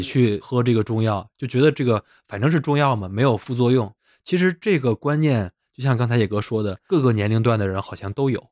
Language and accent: Chinese; Zhengzhou, Henan, China; 我们河南郑州的某著名企业